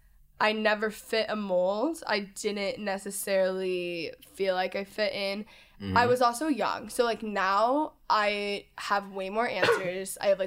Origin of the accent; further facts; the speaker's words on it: the South, United States; growing up in the South, again, this is not bad towards any of these people